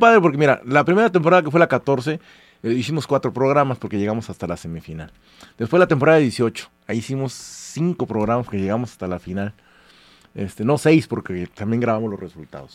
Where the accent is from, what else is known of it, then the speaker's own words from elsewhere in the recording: Córdoba, Veracruz, Mexico; moved away; desde Córdoba, que es de donde yo soy